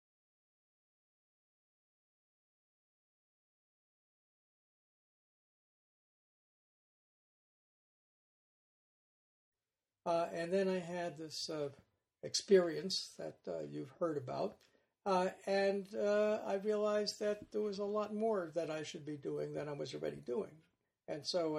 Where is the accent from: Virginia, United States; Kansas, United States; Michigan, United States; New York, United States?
New York, United States; New York City; also born or lived in Rosedale, Long Island; I was born in Brooklyn, New York, and my parents were immigrants from Northern Ireland